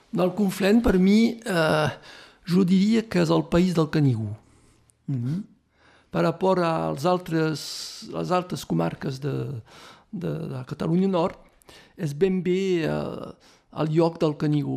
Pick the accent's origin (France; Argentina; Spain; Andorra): France; Torreilles, Occitania; Jo som de Torinyà